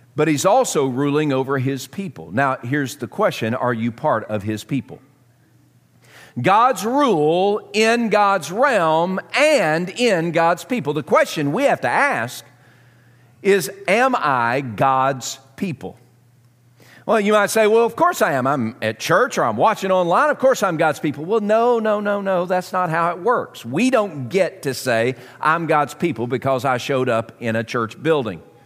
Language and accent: English; Southern, United States; accent: Southern; my Southern accent